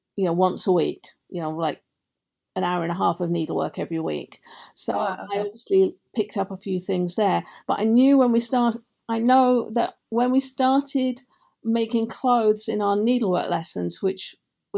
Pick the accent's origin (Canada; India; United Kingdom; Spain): United Kingdom; North West England; moved away as an adult; also born or lived in London, United Kingdom; now in Naperville, United States; I lived in England growing up, brought up in the Northwest